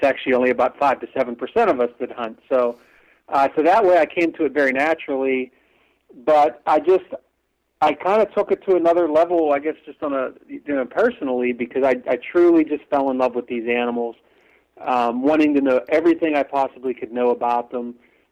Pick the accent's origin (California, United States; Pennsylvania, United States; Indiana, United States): Pennsylvania, United States; western; I grew up in Pennsylvania